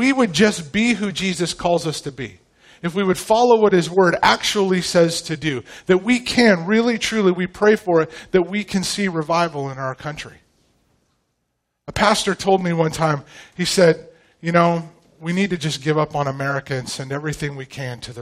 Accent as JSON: {"language": "English", "region": "Pacific Northwest", "country": "United States", "tie": "born or raised there", "moved": "as an adult", "lives_now": "Tomball, Texas, United States", "said": "I grew up in the Pacific Northwest"}